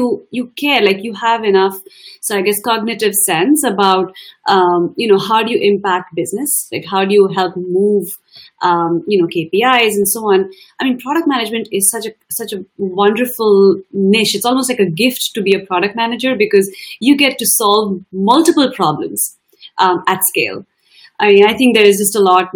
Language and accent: English; India; moved away as an adult; now in United States; I'm an Indian woman of color